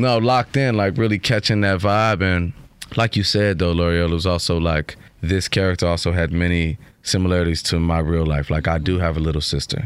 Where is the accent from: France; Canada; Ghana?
Ghana; also born or lived in Chicago; I'm from Ghana